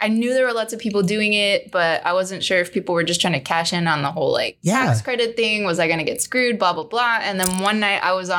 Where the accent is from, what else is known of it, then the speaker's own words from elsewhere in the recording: Phoenix, Arizona, United States; also born or lived in Lubbock, Texas; I don't know. I was a kid. So I feel like I'm more from Phoenix.